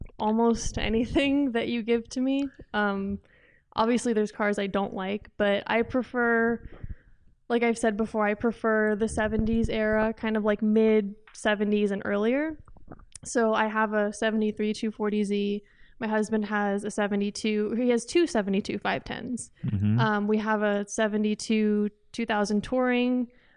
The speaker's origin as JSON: {"language": "English", "region": "California", "country": "United States", "said": "I'm from the Bay Area."}